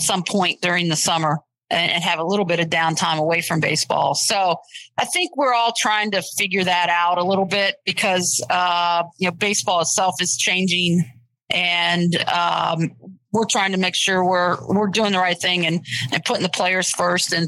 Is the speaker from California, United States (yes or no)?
no; Springfield, Ohio, United States; moved away as an adult; also born or lived in East Coast; I'm originally from Springfield, Ohio, and I've lived a lot of other places